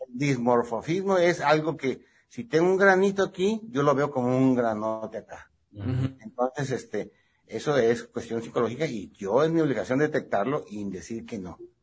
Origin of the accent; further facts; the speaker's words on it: Ensenada, Baja California, Mexico; also born or lived in Ciudad Obregón, Sonora / Guadalajara / Mexico City; now in Tijuana, Mexico; soy nacido en Ciudad Obregón, Sonora. Me crié en Ensenada. Ya mi mayor parte de mi vida es en Tijuana. Yo me siento tijuanense.